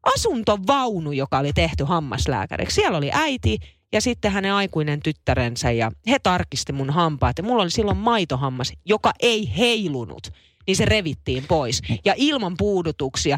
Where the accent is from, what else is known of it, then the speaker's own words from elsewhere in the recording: Naantali, Southwest Finland, Finland; also born or lived in Vantaa; kun mä muutin Naantalista Vantaalle, kun mä olin viidennellä luokalla. Mä ostin vuosi Vantaalle ja me muutettiin takaisin sit Naantaliin